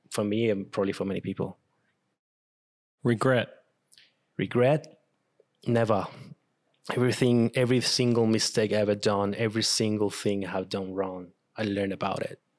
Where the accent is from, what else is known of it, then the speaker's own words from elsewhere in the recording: Venezuela; first language Spanish; English is a second language; moved away as an adult; also born or lived in Brisbane, Australia / Canberra, Australia; now in Australia; Venezuela. So my I speak Spanish, and that's my main um mother language. And um, yeah, I learned English ten years ago when I moved to Australia.